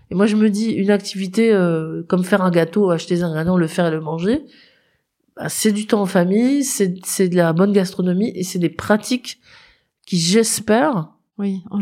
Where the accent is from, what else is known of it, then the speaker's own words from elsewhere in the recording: Moselle, Grand Est, France; comme je viens de Moselle